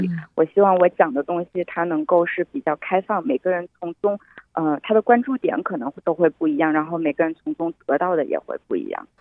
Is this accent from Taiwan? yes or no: no; Wuhan, Hubei, China; 在我的家乡武汉